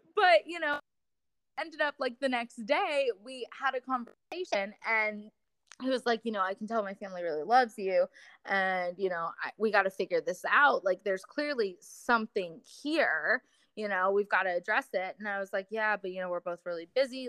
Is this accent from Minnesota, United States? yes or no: no; Florida, United States; moved away as an adult; I came back to my my hometown in Florida